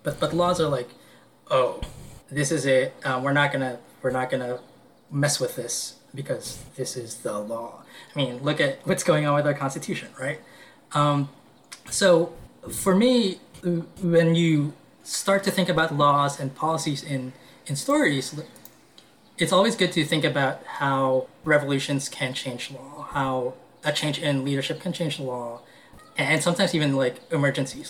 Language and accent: English; Philippines; now in New York, United States; I'm Filipino